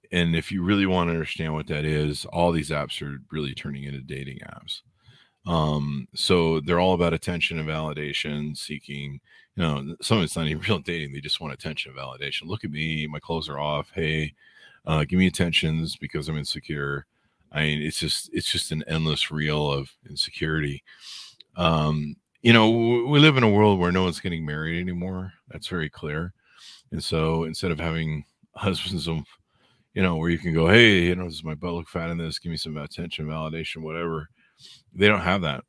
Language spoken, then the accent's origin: English; Southern California, United States; born and raised in SoCal